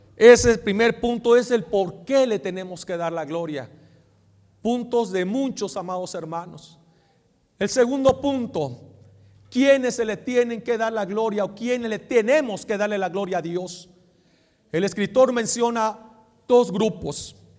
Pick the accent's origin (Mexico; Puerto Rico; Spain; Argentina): Mexico; somos mexicanos, pero nuestra nacionalidad allá está